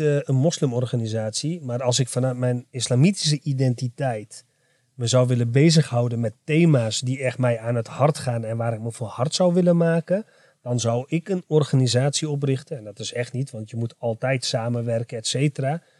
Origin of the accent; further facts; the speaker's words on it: Enschede, Overijssel, Netherlands; ik ben trots dat ik een Arabisch-Turkse tukker ben, uh, geboren getogen in Enschede